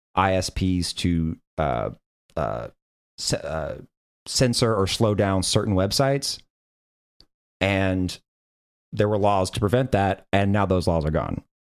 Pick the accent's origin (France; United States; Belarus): United States; Tennessee; I'm from Tennessee.